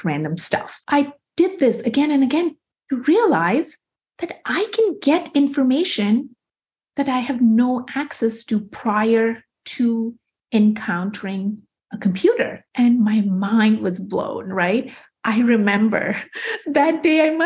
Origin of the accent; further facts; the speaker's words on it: Kolkata, West Bengal, India; moved away as an adult; also born or lived in Winona, Minnesota / New York City; I grew up in Kolkata, India, and lived there until I was a newly minted 20-year-old